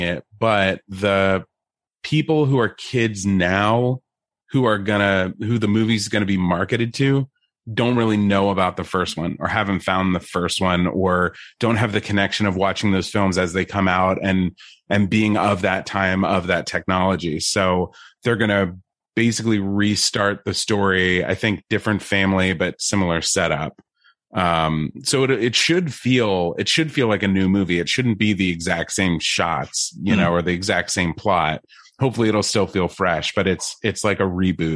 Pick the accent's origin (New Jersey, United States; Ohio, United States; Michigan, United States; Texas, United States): New Jersey, United States; I grew up in New Jersey